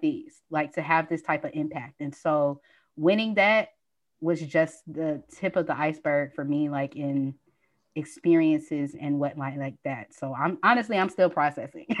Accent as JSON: {"language": "English", "town": "Nashville", "region": "Tennessee", "country": "United States", "also_born_or_lived": "Atlanta, Georgia", "moved": "yes", "lives_now": "Los Angeles, United States", "said": "I'm from Nashville, Tennessee."}